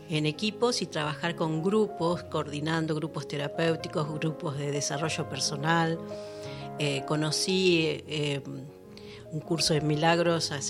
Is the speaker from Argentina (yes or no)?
yes; Buenos Aires, Argentina; now in La Cumbre, Argentina; Eh, yo soy de oriunda de Buenos Aires.